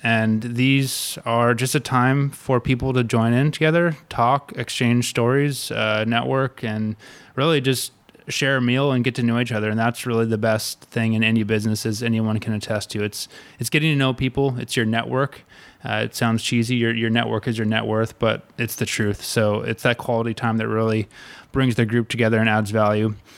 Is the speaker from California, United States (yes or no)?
yes; Malibu, California, United States; originally, I grew up in Malibu, California